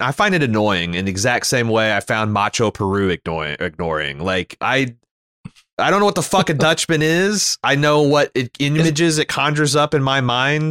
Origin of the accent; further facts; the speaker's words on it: Canada; as a Canadian